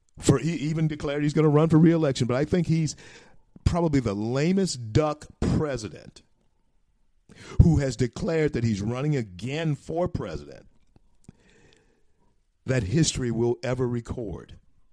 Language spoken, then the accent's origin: English; Louisiana, United States; It is beautiful here in my home state of Louisiana